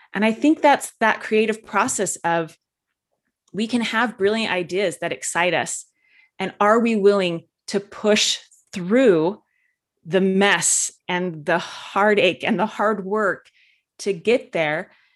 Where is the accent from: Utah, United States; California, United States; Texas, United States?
Utah, United States; I grew up in Utah, which is very, there's a lot of Orthodox, uh, religious people here